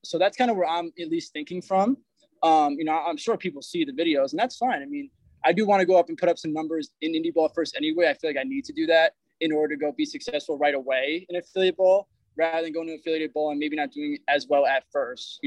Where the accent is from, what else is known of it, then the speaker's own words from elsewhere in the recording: Poughkeepsie, New York, United States; where I grew up in Poughkeepsie, New York